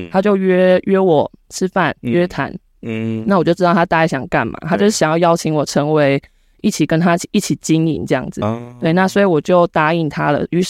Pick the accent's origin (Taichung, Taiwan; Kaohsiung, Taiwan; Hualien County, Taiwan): Kaohsiung, Taiwan; 那我本身就是高雄出生，高雄长大。